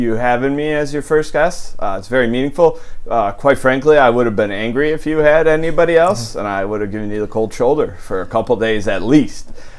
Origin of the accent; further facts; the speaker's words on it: Buffalo, New York, United States; my old neighborhood where I grew up in South Buffalo. On Zittle Street, right off of Seneca Street